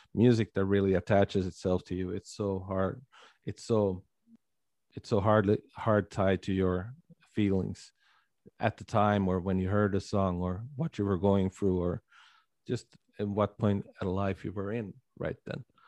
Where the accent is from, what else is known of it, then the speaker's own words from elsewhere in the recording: Sweden; living and growing up here in Little Sweden